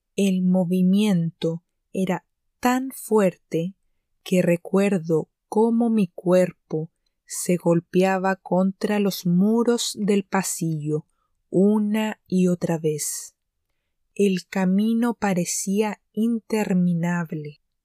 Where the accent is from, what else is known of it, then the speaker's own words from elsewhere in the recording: Chile; Esto de ser chilena